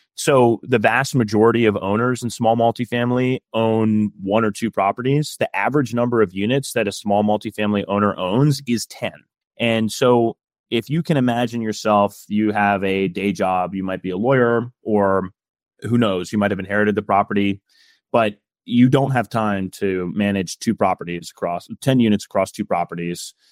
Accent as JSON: {"language": "English", "region": "Midwest", "country": "United States", "said": "I'm from the Midwest"}